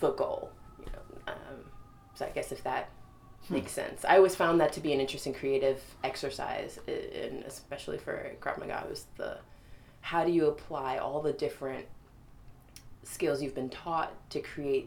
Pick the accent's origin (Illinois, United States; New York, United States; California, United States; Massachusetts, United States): New York, United States; New York City; I grew up in Brooklyn